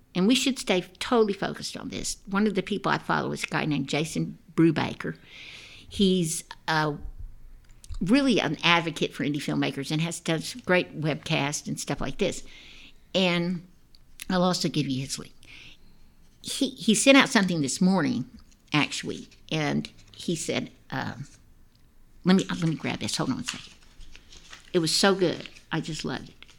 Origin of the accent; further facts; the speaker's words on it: Dallas, Texas, United States; also born or lived in Austin, Texas / Atlanta; My husband and I were we grew up in Dallas, Texas